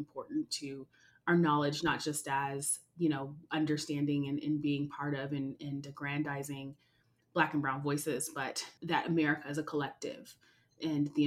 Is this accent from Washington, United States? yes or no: yes; Seattle, Washington, United States; born and bred in Seattle around the Microsofts and Amazons